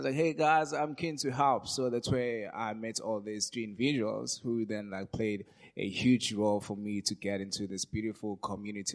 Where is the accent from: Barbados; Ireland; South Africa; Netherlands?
South Africa; I grew up in Dustinook. It's in West Devon Township. yeah, so that's where I come from.